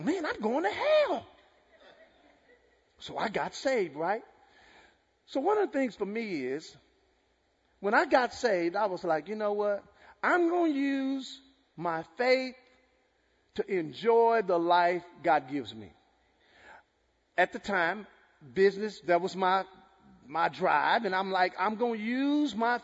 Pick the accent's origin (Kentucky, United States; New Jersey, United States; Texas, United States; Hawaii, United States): Texas, United States; I'm from Texas